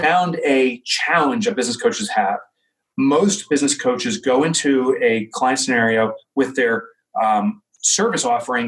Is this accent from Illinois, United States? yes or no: no; Boonton, New Jersey, United States; from New Jersey. I grew up in Booton. I'm back in Booton